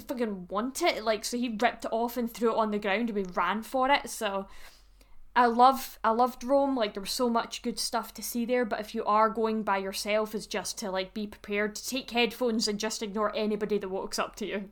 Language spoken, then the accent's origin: English; Scotland, United Kingdom; me being Scottish, obviously, as I am